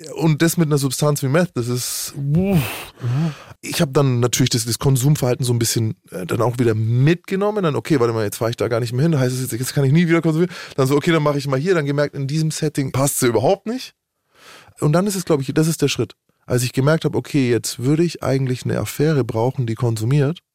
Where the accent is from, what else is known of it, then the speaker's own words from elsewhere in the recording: Nuremberg, Bavaria, Germany; Bei uns in Nürnberg